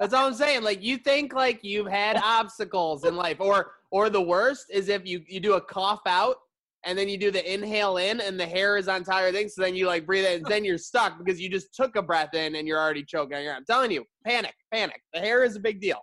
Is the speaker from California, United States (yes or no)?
no; Buffalo, New York, United States; also born or lived in Summit, New Jersey; I grew up in Buffalo